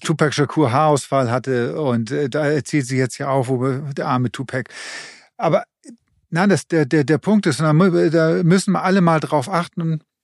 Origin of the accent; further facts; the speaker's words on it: Germany; hier bei uns in Deutschland